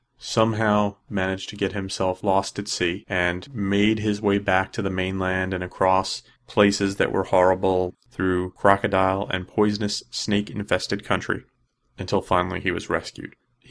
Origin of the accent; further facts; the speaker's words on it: New Jersey, United States; I am originally from New Jersey, and when I try to do a New Jersey accent, it does not sound like a New Jersey accent.